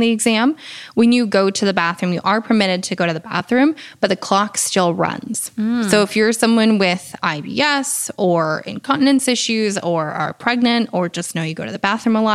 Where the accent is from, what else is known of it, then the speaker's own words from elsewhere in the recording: New Hampshire, United States; I'm from New Hampshire